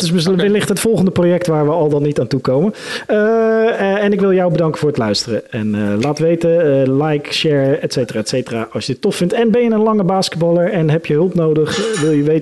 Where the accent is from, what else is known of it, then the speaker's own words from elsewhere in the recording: Netherlands; het is zonde dat Nederlanders, als Nederlanders wel de infrastructuur hebben voor een sport, dan zijn we vaak ook gelijk eh, succesvol